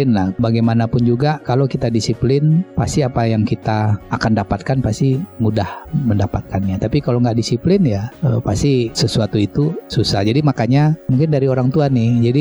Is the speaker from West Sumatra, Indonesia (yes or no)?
yes; Padang, West Sumatra, Indonesia; saya lahirnya di kota Padang ya kan, kemudian orang tua juga di Padang jadi saya nggak nggak keluar lah dari kota Padang